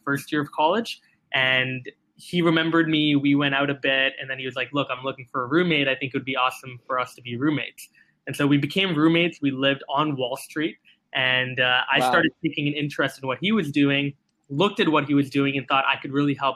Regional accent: Singapore; I was born and raised in Singapore

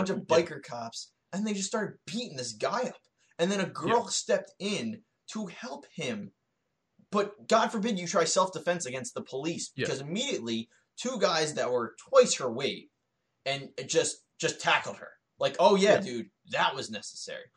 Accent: United States; fellow Americans

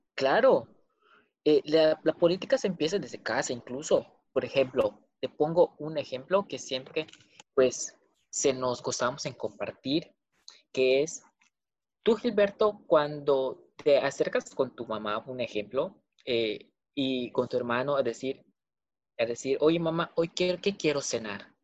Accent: Mexico; somos mexicanos

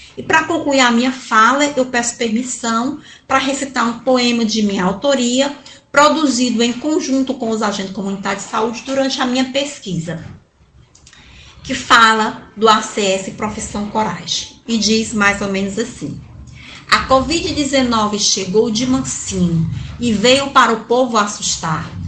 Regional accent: Sertão dos Inhamuns, Ceará, Brazil; sou sertaneja do sertão do Inhamuns

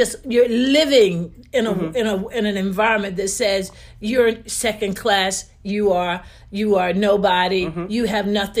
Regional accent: Wilson, North Carolina, United States; born or raised there; moved away as an adult

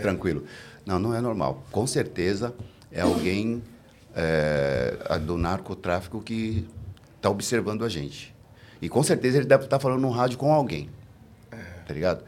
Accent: São Paulo, Brazil; o missionário, o lugar onde eu me criei

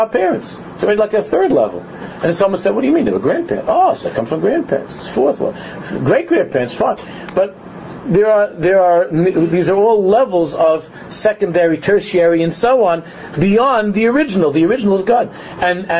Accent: New York City, New York, United States; in my driveway growing up in Queens

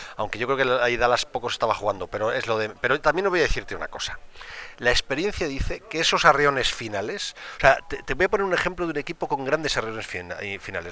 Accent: Valladolid, Castile and León, Spain; yo soy del Pucela porque nací en Valladolid

